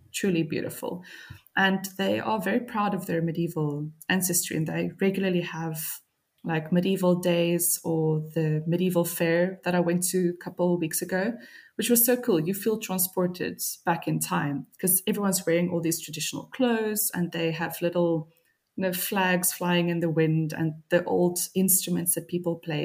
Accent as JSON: {"language": "English", "town": "Cape Town", "region": "Western Cape", "country": "South Africa", "moved": "as an adult", "lives_now": "Tallinn, Estonia", "said": "as a South African woman"}